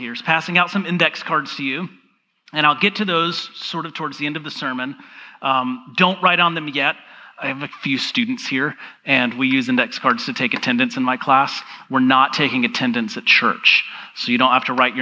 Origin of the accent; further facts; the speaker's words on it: Georgia, United States; I grew up in the South. I grew up in Georgia